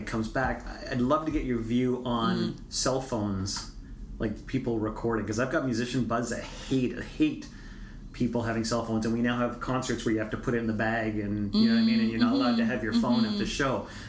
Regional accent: Toronto, Ontario, Canada; Like, no, I'm from Toronto.

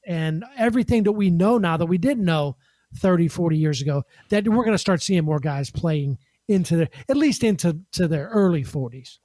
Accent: Pittsburgh, Pennsylvania, United States; I grew up in Pittsburgh with Terry Bradshaw

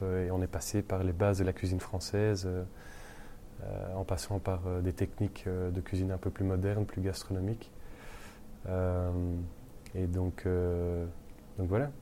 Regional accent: Brussels, Brussels-Capital Region, Belgium; also born or lived in London; chez nous à Bruxelles

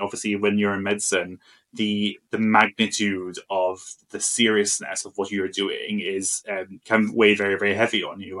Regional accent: Malta; moved away as an adult; I'm from Malta originally. So um, I grew up in Malta um, and I went to university there

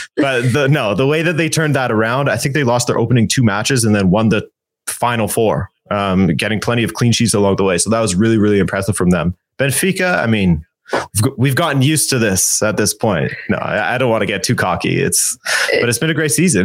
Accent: Canada; My parents okay. are from Portugal, but I was born in Canada

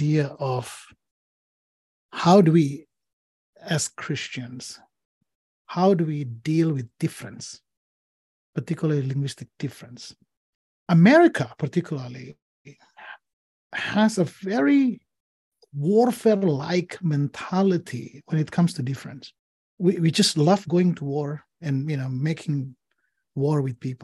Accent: Indonesia; English is a second language; moved away as an adult; now in Portland, United States; I grew up in Indonesia

